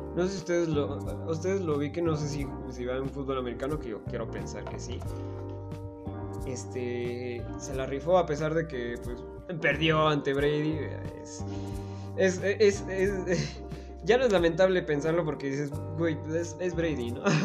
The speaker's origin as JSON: {"language": "Spanish", "region": "Tlaxcala", "country": "Mexico", "said": "soy de Tlaxcala"}